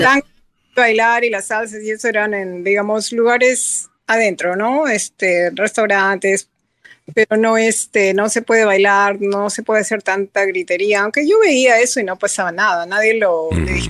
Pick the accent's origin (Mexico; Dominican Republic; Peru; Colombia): Peru; now in United States; soy americana legalmente, pero yo soy peruana.